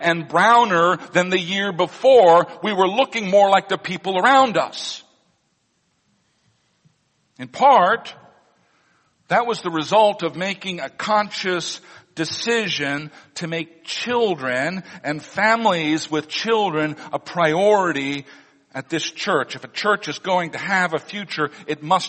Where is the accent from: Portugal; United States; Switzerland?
United States; Missouri; moved away; Missouri, my home state